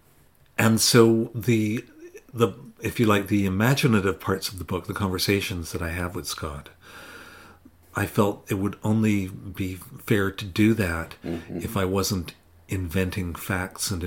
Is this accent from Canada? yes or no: yes; Western Canada, Canada; now in Pointe-Claire, Canada; I grew up in Western Canada in the 1960s and 70s